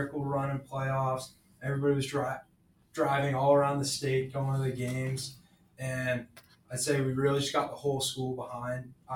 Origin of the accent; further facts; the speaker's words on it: Hull, Massachusetts, United States; I'm from Hall.